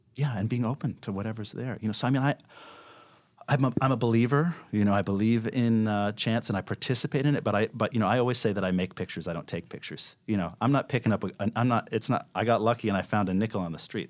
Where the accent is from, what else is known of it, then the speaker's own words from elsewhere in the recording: New York, United States; I grew up in New York, and, uh, my father was a filmmaker